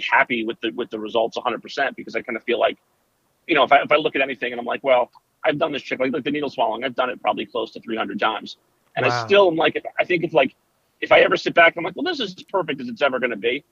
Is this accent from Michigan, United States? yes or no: no; New Milford, New Jersey, United States; now in Bucks County, United States; we grew up in North Jersey